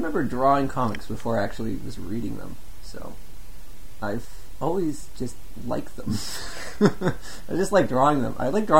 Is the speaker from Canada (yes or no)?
yes; Kelowna, British Columbia, Canada; also born or lived in Calgary; I was born in Calgary, but grew up in Kelowna.